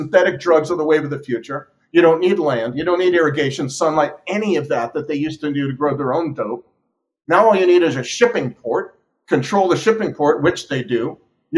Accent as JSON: {"language": "English", "region": "California", "country": "United States", "said": "I'm from California"}